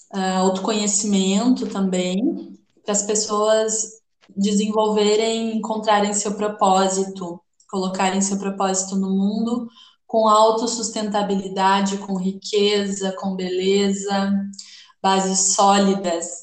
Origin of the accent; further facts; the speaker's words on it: Porto Alegre, Rio Grande do Sul, Brazil; moved away as an adult; now in Florianópolis, Brazil; sou de Porto Alegre, moro em Florianópolis faz um ano